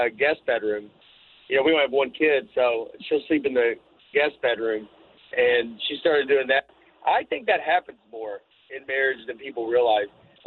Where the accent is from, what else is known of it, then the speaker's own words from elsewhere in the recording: the South, United States; moved away as an adult; also born or lived in New York; growing up in the South